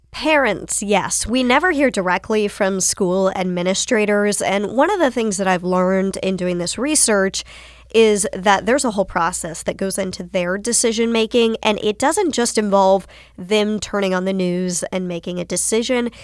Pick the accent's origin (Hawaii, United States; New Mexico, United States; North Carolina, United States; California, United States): North Carolina, United States; Winston-Salem; I grew up in North Carolina. I grew up in Winston-Salem.